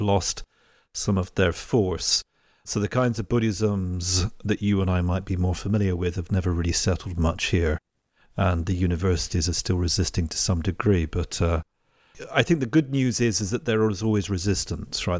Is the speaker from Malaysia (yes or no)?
no; England, United Kingdom; moved away as an adult; now in Italy; I'm English, right? So I grew up in England